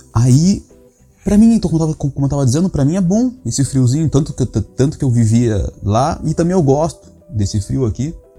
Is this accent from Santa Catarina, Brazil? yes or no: no; Rio Grande, Rio Grande do Sul, Brazil; also born or lived in Aveiro, Portugal; now in Trás-os-Montes, Portugal; eu sou de uma região do Brasil, do Rio Grande do Sul, bem lá embaixo, cidade do Rio Grande, perto do Chuí, perto de Pelotas